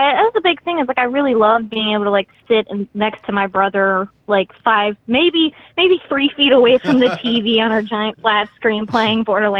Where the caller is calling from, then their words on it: Shreveport, Louisiana, United States; Shreveport, Louisiana.